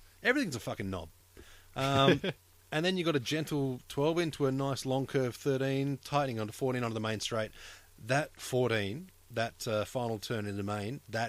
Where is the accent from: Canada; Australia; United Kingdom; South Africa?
Australia; I'm Australian